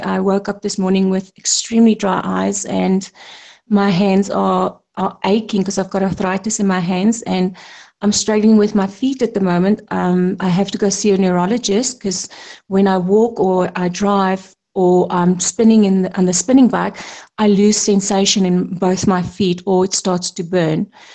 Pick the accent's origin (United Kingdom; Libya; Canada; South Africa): South Africa; I'm a South African, proudly South African